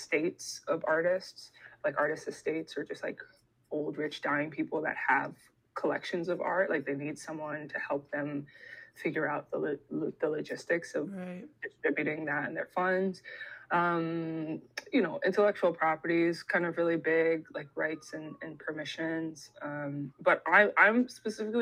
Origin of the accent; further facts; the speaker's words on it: Ohio, United States; moved away as an adult; also born or lived in Dominican Republic; I'm from Ohio and we like don't have people from the diaspora there